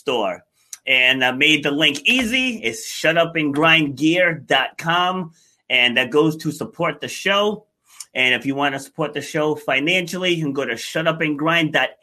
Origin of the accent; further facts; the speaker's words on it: New York, United States; I was born in Far Rockaway